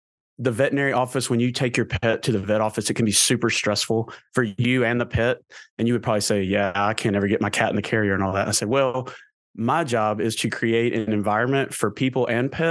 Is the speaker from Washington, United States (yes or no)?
no; Murfreesboro, Tennessee, United States; I grew up in Murfreesboro, Tennessee.